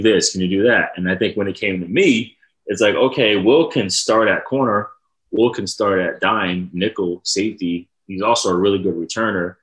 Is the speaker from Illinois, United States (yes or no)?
no; Rhode Island, United States; I'm from Rhode Island